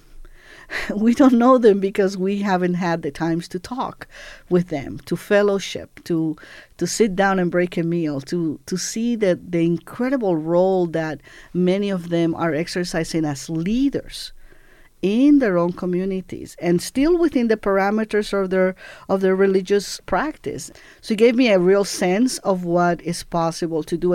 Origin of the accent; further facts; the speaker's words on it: Puerto Rico; moved away as an adult; also born or lived in Cuba; I grew up in Puerto Rico from age seven till about I was eighteen.